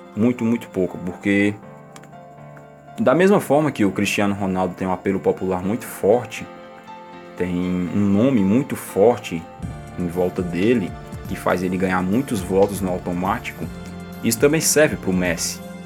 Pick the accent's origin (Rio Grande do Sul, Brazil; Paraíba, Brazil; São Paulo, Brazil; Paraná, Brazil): Paraíba, Brazil; Patos; accent: nordestino; sotaque nordestino, não, que eu sou eu sou de Patos, na Paraíba